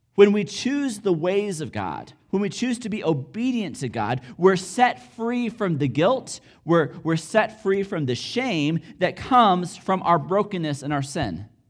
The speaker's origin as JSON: {"language": "English", "country": "United States", "said": "I'm American"}